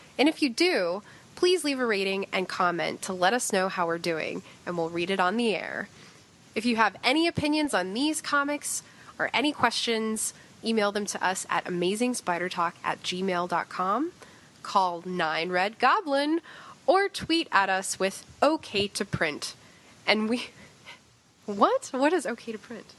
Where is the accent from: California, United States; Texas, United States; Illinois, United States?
Texas, United States; I'm from Texas